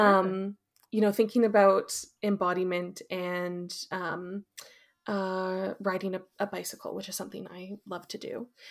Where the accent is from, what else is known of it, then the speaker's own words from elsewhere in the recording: Fraser Valley, British Columbia, Canada; also born or lived in Calgary; I grew up in the Fraser Valley in the mainland